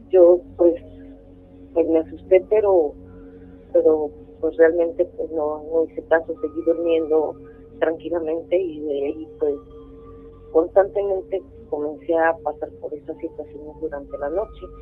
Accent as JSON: {"language": "Spanish", "region": "State of Mexico", "country": "Mexico", "tie": "born or raised there"}